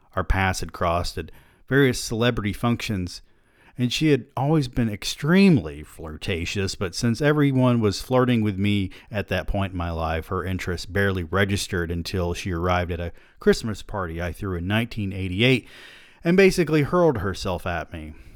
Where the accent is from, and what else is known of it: Georgia, United States; born or raised there